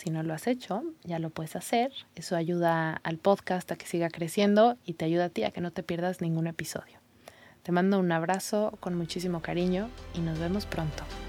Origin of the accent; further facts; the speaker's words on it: Mexico; first language Spanish; moved away as an adult; mi lengua es el, español, iba a decir el mexicano, mi lengua, mi idioma es el mexicano